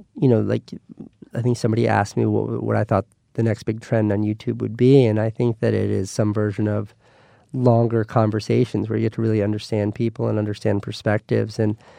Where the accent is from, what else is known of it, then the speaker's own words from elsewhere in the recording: New York, United States; I don't miss New York at all, but I miss being a New Yorker so much that it keeps me up at night.